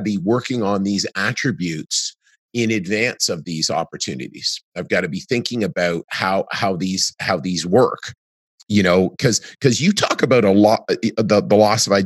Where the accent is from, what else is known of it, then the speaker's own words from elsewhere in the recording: Canada; in Canada, it feels great being Canadian